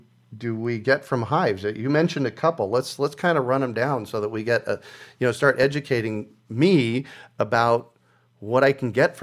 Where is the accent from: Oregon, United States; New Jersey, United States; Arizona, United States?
Arizona, United States; Phoenix; as a child of the 70s. I do remember that. You know, I grew up in Phoenix, Arizona, so it wasn't the woods out there